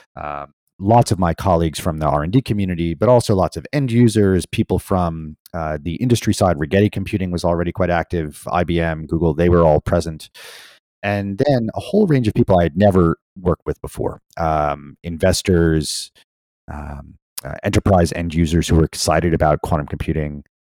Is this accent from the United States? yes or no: yes; New York, United States; moved away; also born or lived in Pennsylvania; I grew up in in New York